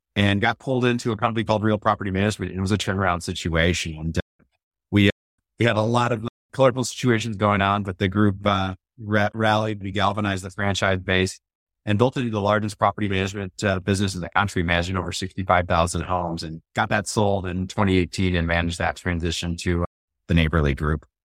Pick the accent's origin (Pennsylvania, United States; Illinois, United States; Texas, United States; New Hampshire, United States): Illinois, United States; Chicago; moved away; I was always from the Chicago area